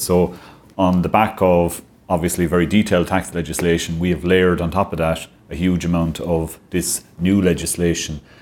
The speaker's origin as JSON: {"language": "English", "area": "Clare", "region": "Munster", "country": "Ireland", "moved": "as an adult", "lives_now": "Limerick, Ireland", "said": "I'm originally from Clare, and the West of Ireland roots were calling me back"}